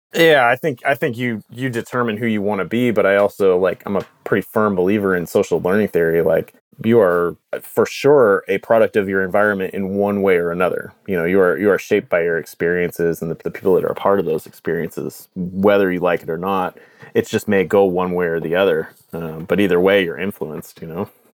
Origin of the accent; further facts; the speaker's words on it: United States; moved away as an adult; also born or lived in Canada; an American living in Canada